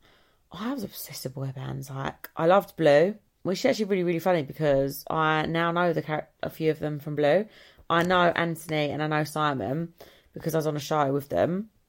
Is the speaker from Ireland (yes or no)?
yes; Ireland; Because I'm Irish, I think I, like, felt a connection.